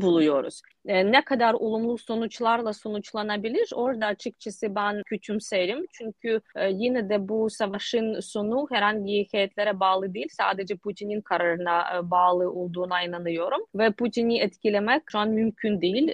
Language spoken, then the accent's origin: Turkish; Ukraine